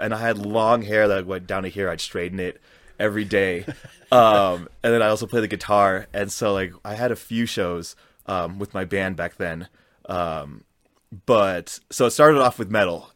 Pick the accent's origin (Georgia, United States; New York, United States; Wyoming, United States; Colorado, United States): Colorado, United States; I grew up in Colorado